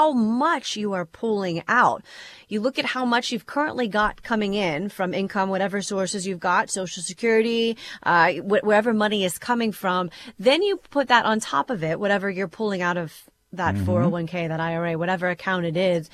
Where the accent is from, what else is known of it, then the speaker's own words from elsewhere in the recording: Cincinnati, Ohio, United States; I'm from Cincinnati, and I don't ever want to necessarily leave here